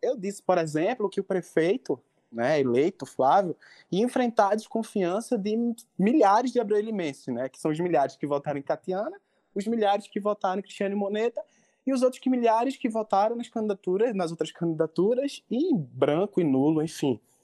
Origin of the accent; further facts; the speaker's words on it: Brazil; na minha comunidade, que eu nasci e me criei no Alto São Miguel